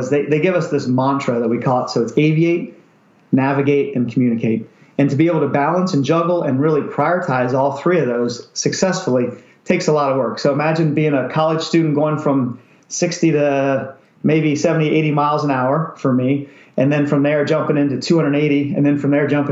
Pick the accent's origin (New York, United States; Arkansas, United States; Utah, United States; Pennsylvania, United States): Pennsylvania, United States; moved away as an adult; also born or lived in Maryland / Kingsville, Texas / San Diego; I grew up in Pennsylvania